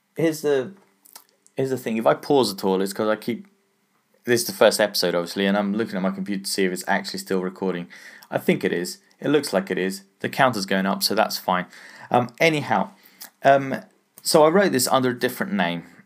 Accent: England, United Kingdom; I'm English, so, uh, I say pound

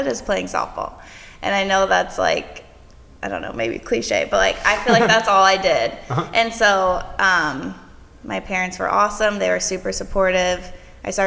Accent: Fairfax, Virginia, United States; also born or lived in Utah / Florida; I was born in Fairfax, Virginia

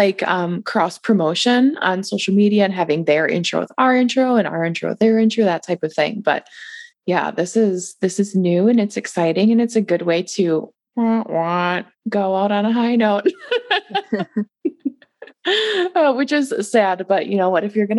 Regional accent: Wisconsin, United States; now in Michigan, United States; So we're both originally from Wisconsin. She's still there. I'm in Michigan.

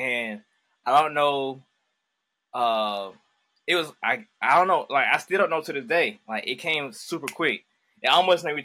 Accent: Augusta, Georgia, United States; I'm from Augusta, Georgia

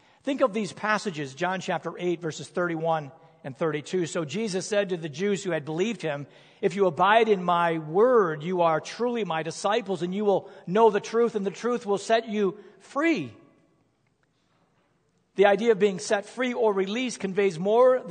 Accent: United States; I am an American

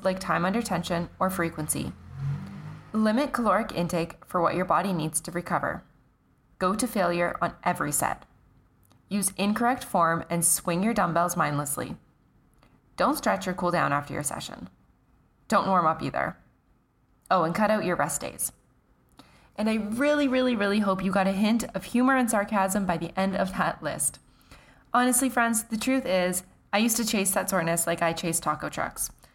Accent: Canada; I'm Canadian

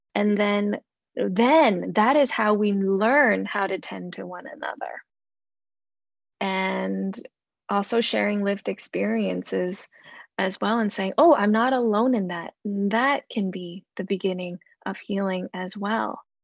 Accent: Hong Kong; growing up, being born and growing up in Hong Kong

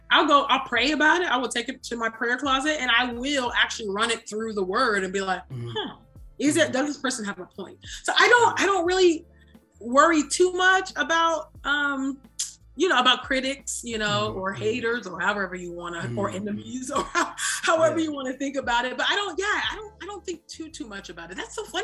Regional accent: Nigeria; And maybe that's just because I'm like Nigerian and I don't know.

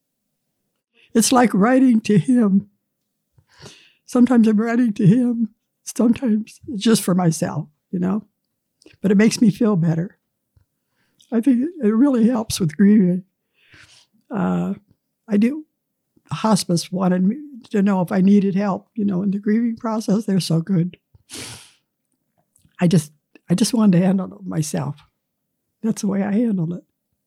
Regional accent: United States; I was born and raised on Scott Run, about 1/4 mile from the top of the hill, a farm my dad bought

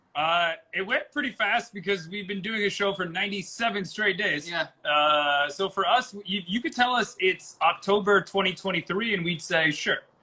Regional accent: Oakland, California, United States; growing up in the Oakland area

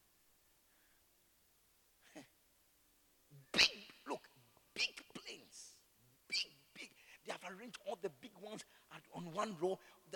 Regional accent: Accra, Greater Accra, Ghana; I'm from Gbese.

